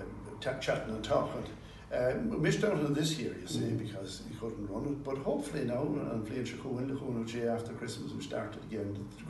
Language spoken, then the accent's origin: English; Longford, Leinster, Ireland; also born or lived in Dublin; now in Ballinamore, Ireland; I was in Dublin for about 10 and a half years. I'm from Longford, not very far away, Neat Shore on the Owen.